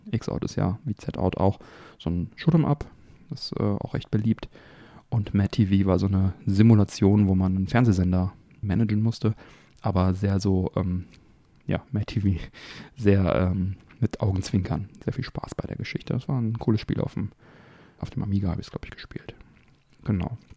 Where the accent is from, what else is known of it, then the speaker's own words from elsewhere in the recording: Kaarst, North Rhine-Westphalia, Germany; die hier in meiner Heimatstadt Karst saßen. Man hatte da also schon als Kind immer die Geschichten gehört.